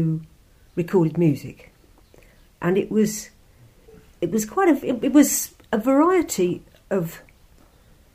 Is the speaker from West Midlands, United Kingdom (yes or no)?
yes; Warwick, West Midlands, United Kingdom; I was born in Warwick in the Midlands of England